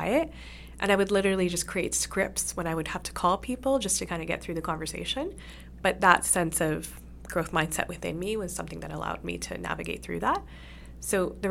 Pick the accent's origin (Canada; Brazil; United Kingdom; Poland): Canada; both Susie and I are of great advantage in the sense that we were born and raised in Canada.